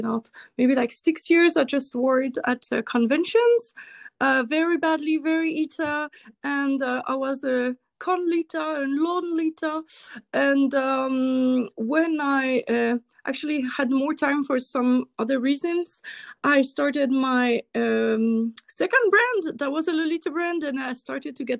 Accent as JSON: {"language": "English", "country": "Switzerland", "second_language": "English", "said": "I'm from Switzerland"}